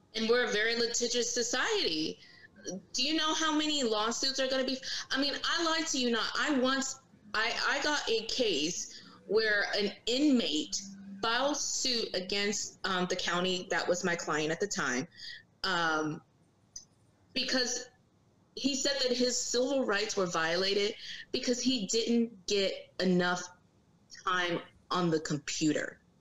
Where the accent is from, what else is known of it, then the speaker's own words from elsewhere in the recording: Virginia Beach, Virginia, United States; also born or lived in North Carolina; now in Norfolk, United States; I grew up in Virginia. I lived in Virginia Beach from the time that I was nine years old until um, probably this I week marks twenty one.